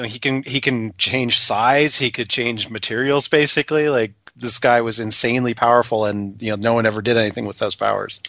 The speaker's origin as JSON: {"language": "English", "country": "Canada", "said": "as a Canadian"}